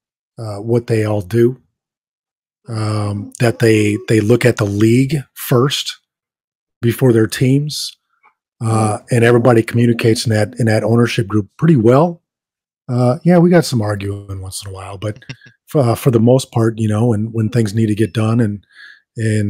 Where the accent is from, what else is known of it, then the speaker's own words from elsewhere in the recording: Minnesota, United States; growing up, you know, I'm from Minnesota